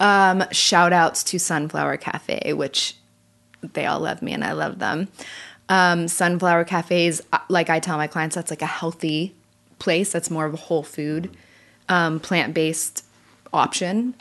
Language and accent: English; California, United States; now in Nashville, United States; I'm from California